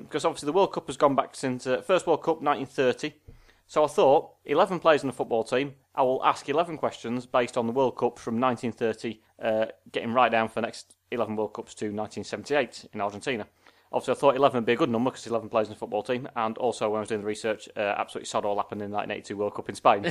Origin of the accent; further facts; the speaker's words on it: Sheffield, Yorkshire and the Humber, United Kingdom; I'm from Sheffield